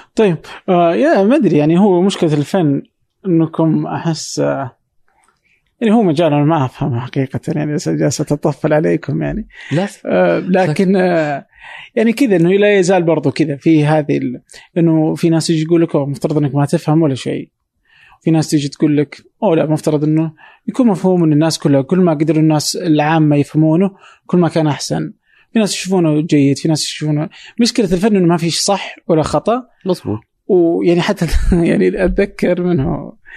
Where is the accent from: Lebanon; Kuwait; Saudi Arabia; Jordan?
Saudi Arabia; عندنا في السعوديه او في الخليج